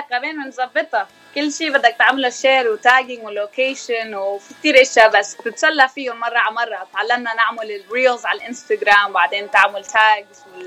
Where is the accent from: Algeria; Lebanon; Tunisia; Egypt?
Lebanon; Bechouen / Yahchouch, Keserwan-Jbeil; moved away as an adult; now in United States; ضيعتين صغار كثير انا خلقانه من بشوين